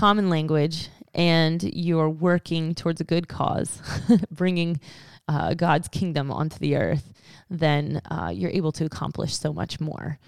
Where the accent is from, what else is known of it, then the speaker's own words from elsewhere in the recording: United States; us as American English-speaking Christians